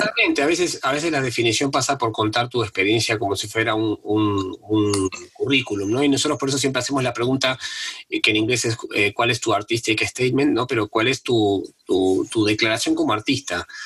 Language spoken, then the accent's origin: Spanish; Argentina; yo, que soy argentino